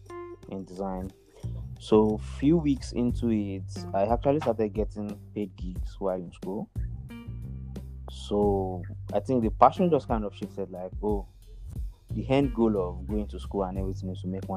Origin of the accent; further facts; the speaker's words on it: Nigeria; also born or lived in Akure, Ondo State; now in Lagos, Nigeria; I'm a Nigerian. I'm from Nigeria.